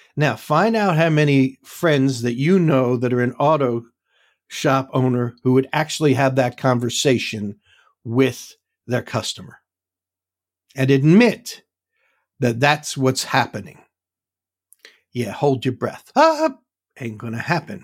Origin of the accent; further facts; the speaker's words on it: New York City, New York, United States; moved away; I grew up in the Bronx.